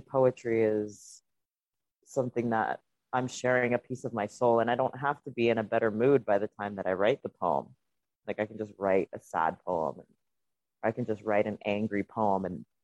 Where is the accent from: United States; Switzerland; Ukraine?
Ukraine; Donetsk, Donetsk Oblast; first language Russian; English is a second language; now in Canada; Donetsk is where I'm from